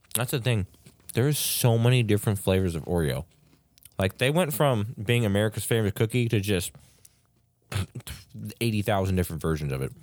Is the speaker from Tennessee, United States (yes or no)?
no; California, United States; close to my hometown in Georgetown